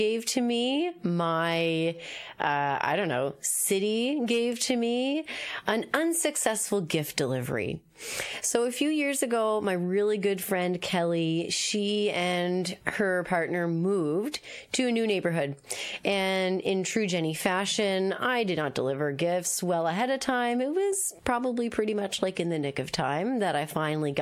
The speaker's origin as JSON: {"language": "English", "town": "Moncton", "region": "New Brunswick", "country": "Canada", "moved": "yes", "lives_now": "Halifax, Canada", "said": "I'm from New Brunswick. I'm from Moncton."}